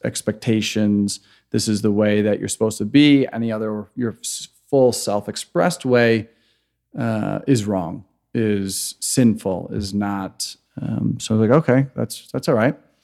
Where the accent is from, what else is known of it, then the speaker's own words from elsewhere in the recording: Chicago, Illinois, United States; moved away as an adult; also born or lived in Grand Rapids, Michigan / San Francisco; I am originally from Chicago, grew up in a very conservative Christian home